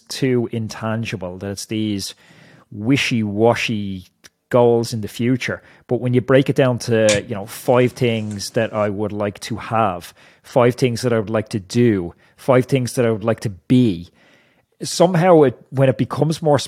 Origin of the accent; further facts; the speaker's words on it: Ireland; as an Irish person